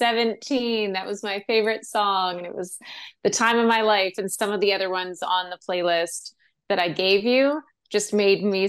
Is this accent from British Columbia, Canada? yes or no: no; Sault Ste. Marie, Ontario, Canada; moved away as an adult; also born or lived in Toronto; growing up in Sault Ste. Marie, Ontario